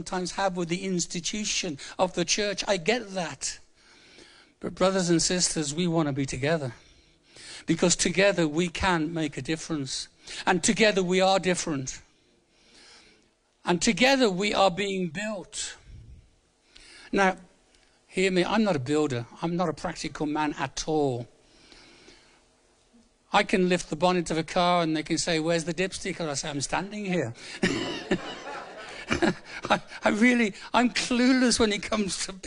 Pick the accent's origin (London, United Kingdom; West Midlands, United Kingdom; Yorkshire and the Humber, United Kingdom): West Midlands, United Kingdom; Birmingham; moved away; I'm from Birmingham originally. It's a nice place to come from.